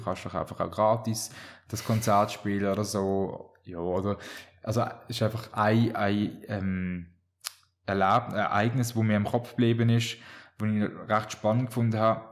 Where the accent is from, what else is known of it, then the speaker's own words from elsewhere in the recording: Rodersdorf, Solothurn, Switzerland; ich bin in Rodersdorf aufgewachsen